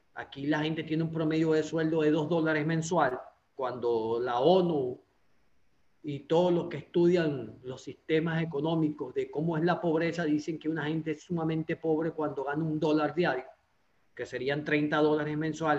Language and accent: Spanish; Anzoátegui, Venezuela; de la zona donde yo soy, del estado de Anzuategui